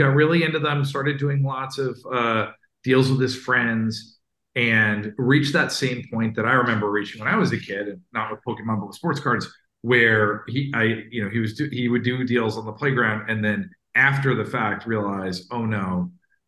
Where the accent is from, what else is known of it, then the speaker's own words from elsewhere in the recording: outside New York, United States; now in Philadelphia, United States; I grew up outside New York